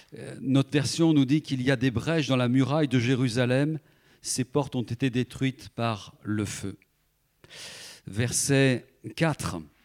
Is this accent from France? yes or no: yes; France; je suis français comme les autres